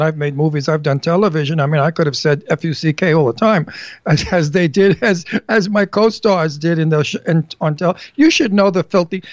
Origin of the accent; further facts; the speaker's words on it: New York, United States; accent: New York; moved away; I grew up with them in New York